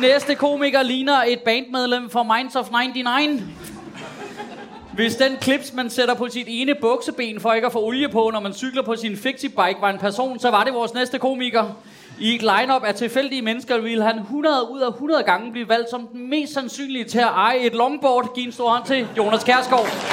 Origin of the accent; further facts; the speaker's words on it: Copenhagen, Capital Region of Denmark, Denmark; som københavner